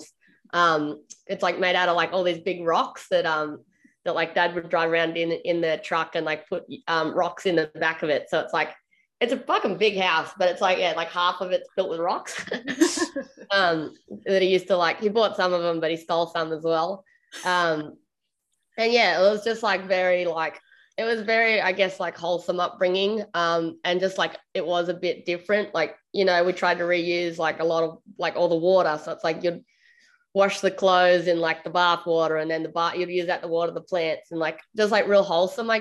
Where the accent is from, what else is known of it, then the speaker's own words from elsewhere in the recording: Australia; I'm an Australian, like, I guess, singer-songwriter